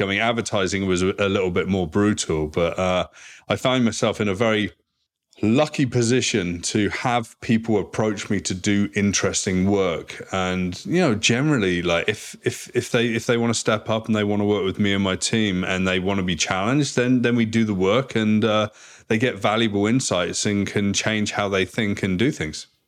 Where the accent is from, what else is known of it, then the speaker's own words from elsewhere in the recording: South West England, United Kingdom; moved away as an adult; also born or lived in Vancouver, Canada; now in Toronto, Canada; I grew up in a very small place in the southwest of England, four thousand people